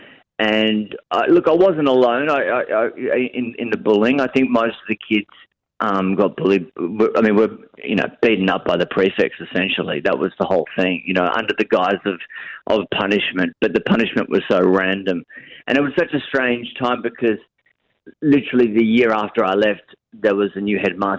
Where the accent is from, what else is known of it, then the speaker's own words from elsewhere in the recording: Cairns, Queensland, Australia; I grew up on this hill. We're living on a hill, which is kind of isolated in Cairns.